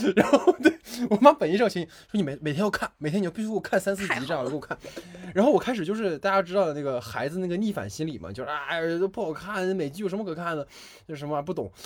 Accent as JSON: {"language": "Chinese", "region": "Northeast China", "country": "China", "tie": "born or raised there", "also_born_or_lived": "Beijing", "moved": "as an adult", "said": "因为我老家是东北的嘛，我家那边有一个，呃，仿照老友记做的咖啡厅"}